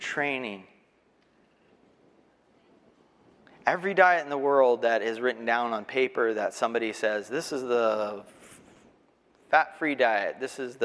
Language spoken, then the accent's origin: English; Texas, United States; also born or lived in Arkansas; I'm from Texas.